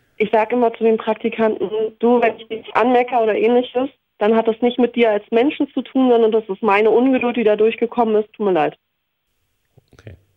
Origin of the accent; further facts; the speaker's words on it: Berlin, Germany; Also ich bin ja in Hellersdorf aufgewachsen.